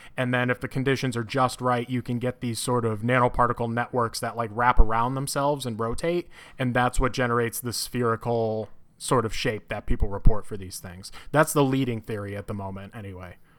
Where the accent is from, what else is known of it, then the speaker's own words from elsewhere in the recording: Connecticut, United States; moved away as an adult; now in Urbana-Champaign, United States; I'm originally from Connecticut